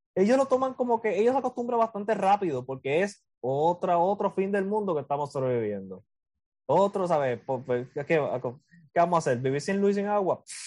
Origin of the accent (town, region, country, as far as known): Puerto Rico